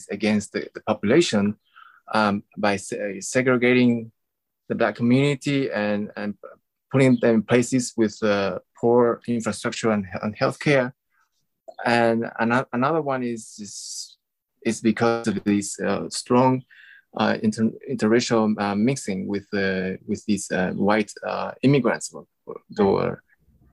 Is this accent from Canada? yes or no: no; Argentina; moved away as an adult; I grew up in Argentina